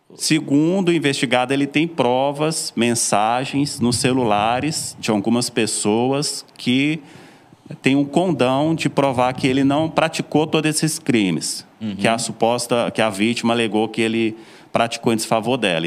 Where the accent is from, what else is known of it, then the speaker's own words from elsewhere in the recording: Belo Horizonte, Minas Gerais, Brazil; accent: mineiro; moved away as an adult; also born or lived in Floresta, Pernambuco; now in Serra Talhada, Brazil; Eu sou mineiro, sou de Belo Horizonte, estou em Pernambuco morando já desde 2018